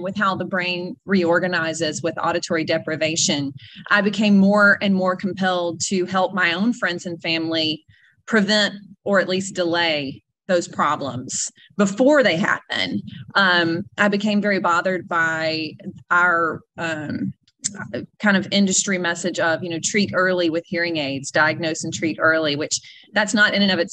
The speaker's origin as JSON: {"language": "English", "region": "North Mississippi", "country": "United States", "also_born_or_lived": "Nashville, Tennessee", "said": "I'm originally from North Mississippi"}